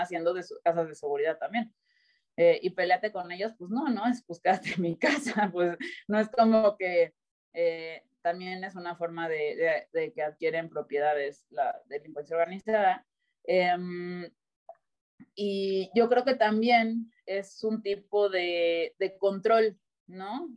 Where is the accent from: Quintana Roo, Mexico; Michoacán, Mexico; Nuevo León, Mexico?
Quintana Roo, Mexico; Cancún; also born or lived in Mexico City; yo nací en la Ciudad de México tengo 34 años ahorita. Eh, a los seis años me fui a vivir a Cancún